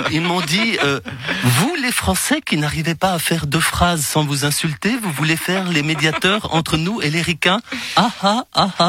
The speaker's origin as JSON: {"language": "French", "region": "Valais", "country": "Switzerland", "said": "Moi, je suis valaisan."}